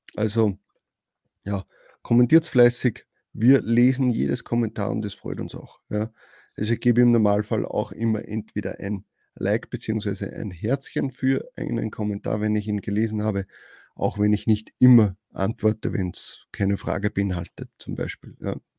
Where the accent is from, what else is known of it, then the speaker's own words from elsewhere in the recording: Austria; Bei uns in Österreich